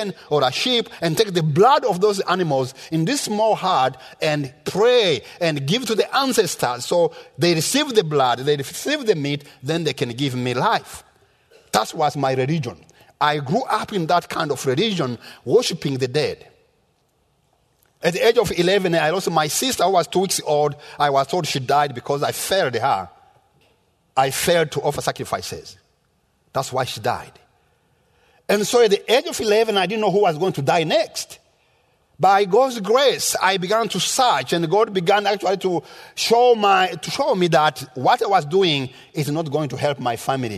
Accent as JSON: {"language": "English", "country": "Rwanda", "tie": "born or raised there", "moved": "yes", "said": "I was born in Rwanda in the rural area where I had never seen a white man until I was 14 years old"}